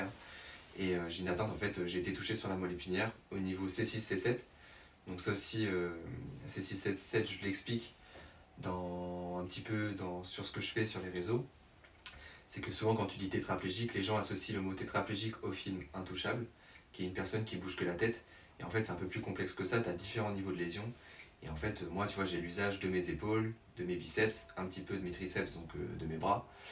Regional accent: Tours, Centre-Val de Loire, France; je suis originaire de Tours, donc je ne sais pas si les gens connaissent dans la... en Indre-et-Loire, dans la région centre.

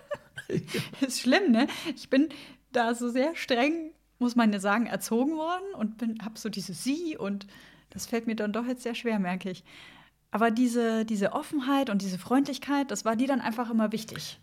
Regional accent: Bavaria, Germany; moved away; ich komme ursprünglich aus Bayern

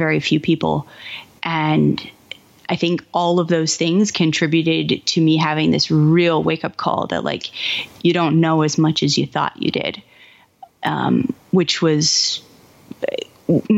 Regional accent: Kansas City, United States; moved away as an adult; also born or lived in Madison, Wisconsin; I grew up in Kansas City.

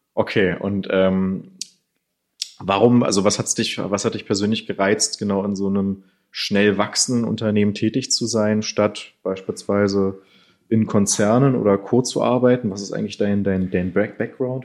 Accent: Germany; wir denn auch als Deutsche

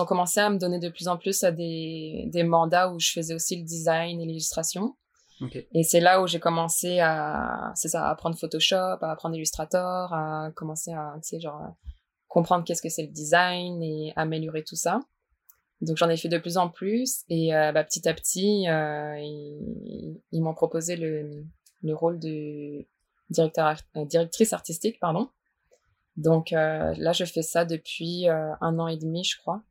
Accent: Strasbourg, Grand Est, France; moved away as an adult; now in Quebec, Canada; je viens de Strasbourg

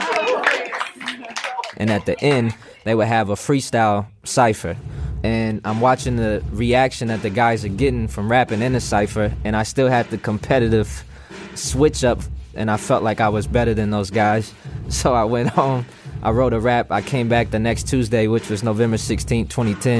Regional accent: Dallas County, Texas, United States; then we moved to a suburb in Dallas County

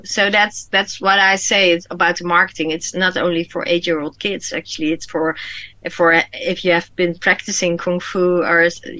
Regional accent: Indonesia; born there; It's based on the island where I was born in Indonesia. I'm half Chinese, half Dutch, by the way.

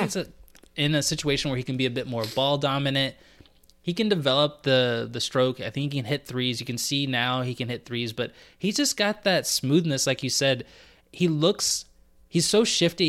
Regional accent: United States; as an American

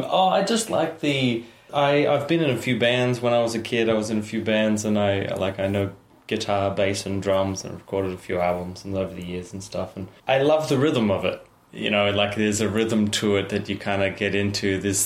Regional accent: Australia

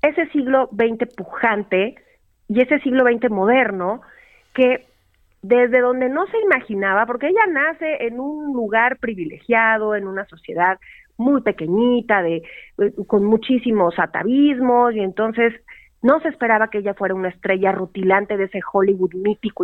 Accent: Mexico; somos los mexicanos

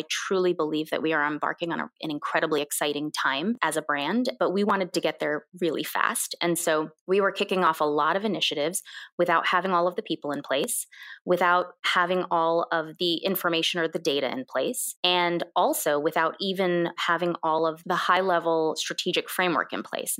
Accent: United States; first language Korean; English is a second language; also born or lived in Korea; I immigrated to this country when I was 2.5

